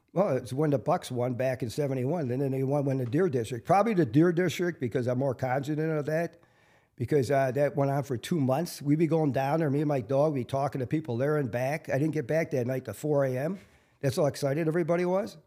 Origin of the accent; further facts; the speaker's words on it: Milwaukee, Wisconsin, United States; I grew up on the South Side, you know, halfway between Wilson and Jackson Park.